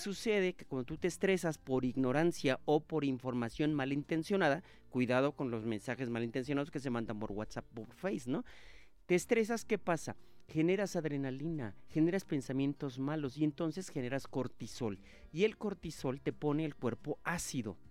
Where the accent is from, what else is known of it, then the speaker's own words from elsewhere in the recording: Monterrey, Nuevo León, Mexico; moved away; Monterrey, Nuevo León, mi tierra